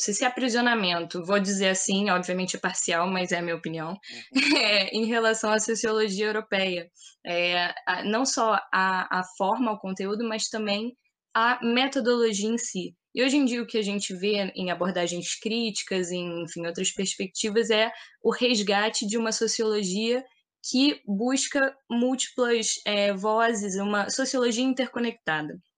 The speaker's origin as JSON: {"language": "Portuguese", "country": "Brazil", "said": "a identidade que a gente carrega como brasileiros"}